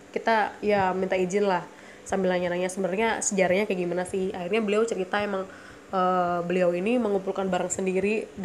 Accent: Surabaya, East Java, Indonesia; gue orang Surabaya ya maksudnya gue lahir di Surabaya besar di Surabaya dan di sidoarjo

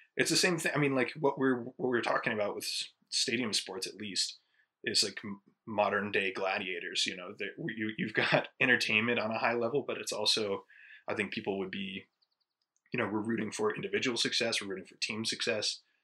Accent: Colorado, United States; born or raised there; also born or lived in Ohio

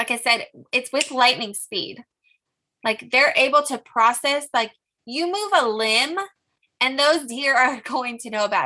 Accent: California, United States; I'm from California

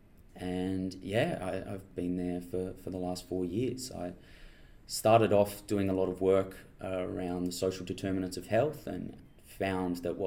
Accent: Mildura, Victoria, Australia; moved away as an adult; also born or lived in Bathurst, New South Wales; now in Adelaide, Australia; I was born in Bathurst in New South Wales and made my way down to Mildura, grew up there, went to high school in Victoria, and then came across to Adelaide about 7 years ago now

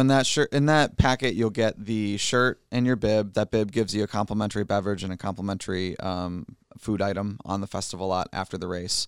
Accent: Fenton, Michigan, United States; I grew up in Fenton

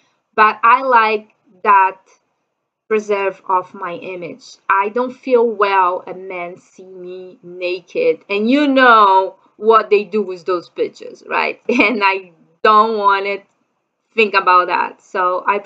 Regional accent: Brazil; English is a second language; I'm from Brazil

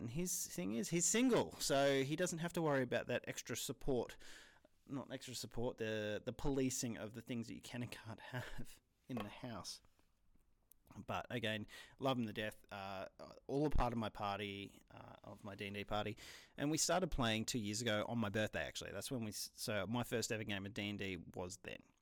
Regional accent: New South Wales, Australia; I'm Australian

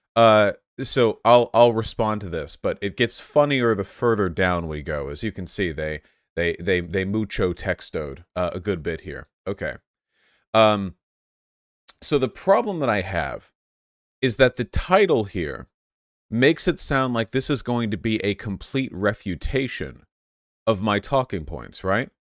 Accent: United States; I'm an American

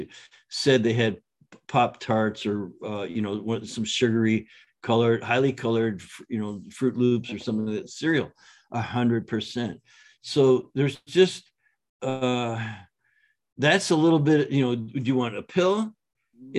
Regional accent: Canada; now in San Diego, United States; I grew up in Canada with just public schools

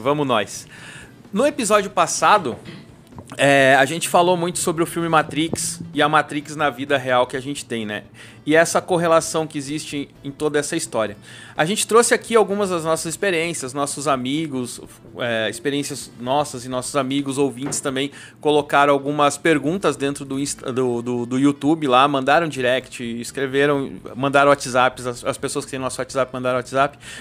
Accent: South Region, Brazil; moved away as an adult; now in São Paulo, Brazil; quando eu saí do Sul, eu trabalhava numa empresa, uma multinacional lá no Sul

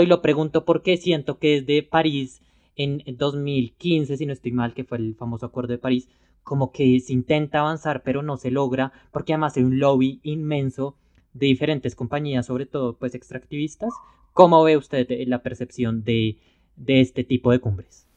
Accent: Colombia; lo digo como colombiano

